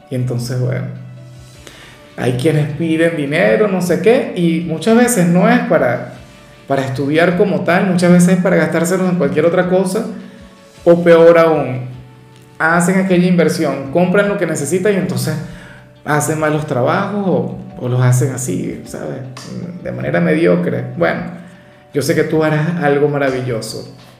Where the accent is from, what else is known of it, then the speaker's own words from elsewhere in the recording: Venezuela; a mí en mi país no me seguía casi nadie